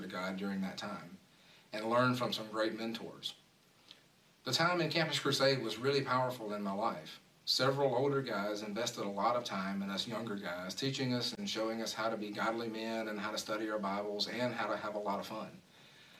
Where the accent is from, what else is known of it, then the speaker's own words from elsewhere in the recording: Milledgeville, Georgia, United States; I grew up in Georgia in a town called Milledgeville.